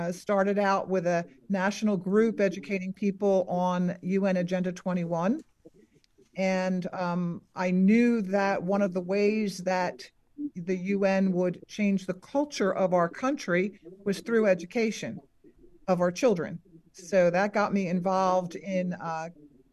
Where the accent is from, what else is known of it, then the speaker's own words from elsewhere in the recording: New Jersey, United States; moved away as an adult; also born or lived in Philadelphia, Pennsylvania / Florida; now in Bristol, Tennessee, United States; I was born in Philadelphia, raised in New Jersey, and when I retired, we moved to Florida